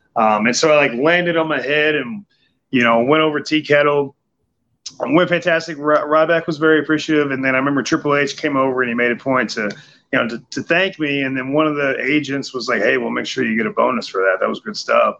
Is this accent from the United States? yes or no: yes; Midwest, United States; growing up in the Midwest